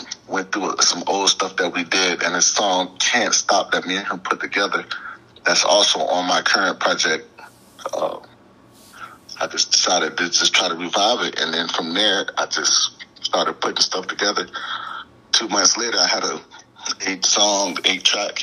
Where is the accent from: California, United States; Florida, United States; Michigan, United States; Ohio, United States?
Florida, United States; Clearwater; I'm from Clearwater, Florida, on the outskirts of Tampa